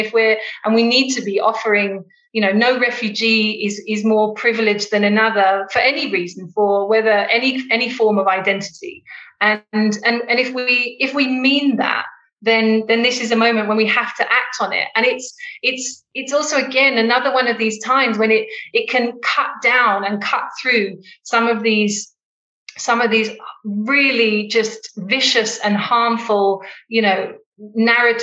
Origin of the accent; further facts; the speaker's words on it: United Kingdom; now in Johannesburg, South Africa; I live in Johannesburg in South Africa, and although I'm British